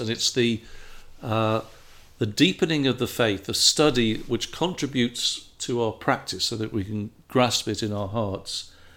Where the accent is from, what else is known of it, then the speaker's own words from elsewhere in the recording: England, United Kingdom; moved away as an adult; now in United States; as an Englishman coming to America